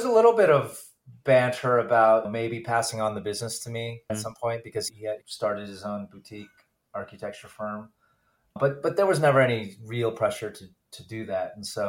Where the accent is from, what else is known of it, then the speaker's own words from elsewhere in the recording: Bay Area, California, United States; also born or lived in Columbus, Ohio; my dad took our family over to the West Coast when I was five. So I'm a Bay Area product, really.